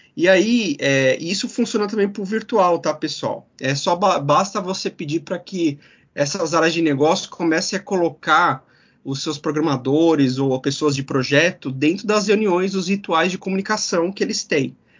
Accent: São Bernardo do Campo, São Paulo, Brazil; a gente começou a fazer na época websites lá na cidade de São Bernardo do Campo, minha terra natal

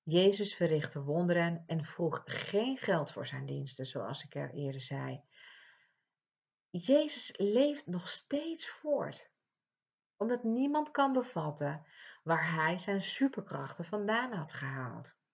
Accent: Ibiza, Balearic Islands, Spain; now in Netherlands; Want ik kom uit Ibiza en vervolgens eh, kom ik in Nederland wonen. En daar hadden we een kerk en hier hebben we ook weer een kerk.

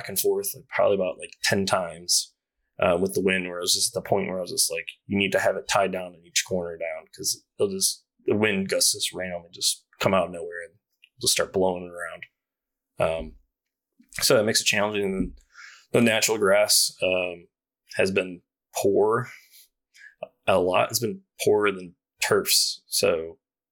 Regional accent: Joliet, Illinois, United States; moved away; I'm from the Chicagoland area. I grew up outside in Joliet

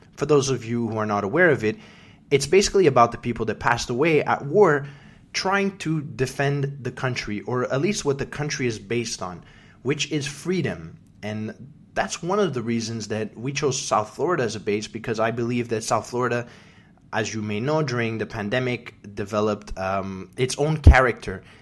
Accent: Canada; now in United States; my first Memorial Day as a Canadian

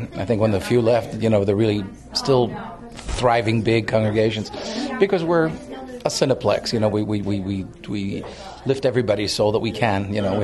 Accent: Greece; moved away; I'm from Greece originally

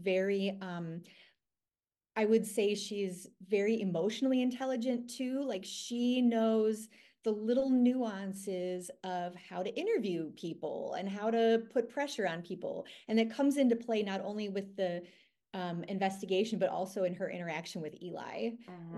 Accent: Green Bay, Wisconsin, United States; I mean, I'm from Green Bay, but it's called going up north.

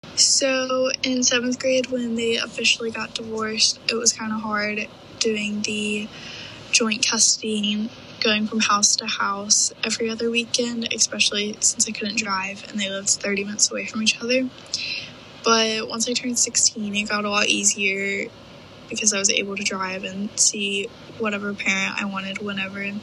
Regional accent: Birmingham, Alabama, United States; also born or lived in Oxford, Mississippi; I am from Birmingham, Alabama

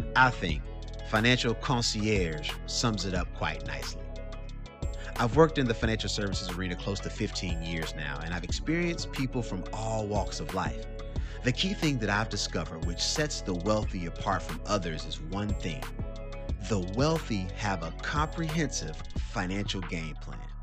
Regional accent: Durham, North Carolina, United States; I'm originally from Durham, North Carolina. Shout out to the Bull City

